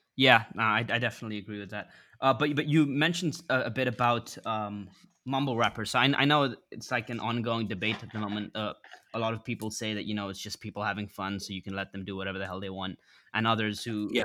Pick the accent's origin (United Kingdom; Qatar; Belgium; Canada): United Kingdom; England; I grew up in England